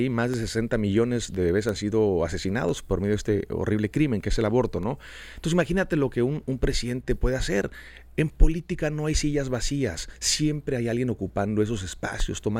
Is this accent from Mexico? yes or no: yes; Mexico; Yo como mexicano tengo una responsabilidad tremenda de hacer algo, de levantar mi voz.